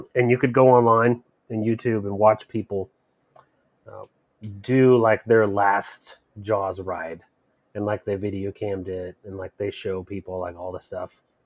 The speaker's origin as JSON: {"language": "English", "region": "Florida", "country": "United States", "tie": "born or raised there", "moved": "yes", "said": "I grew up in Florida"}